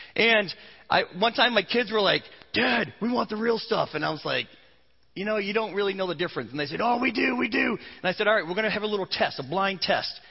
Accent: Vermont, United States; moved away; I grew up in New England, in Vermont, where they tap the trees

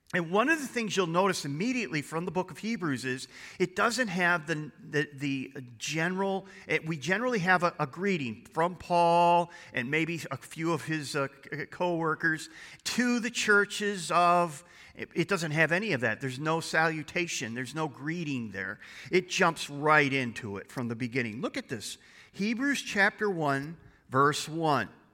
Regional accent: United States; as American Christians

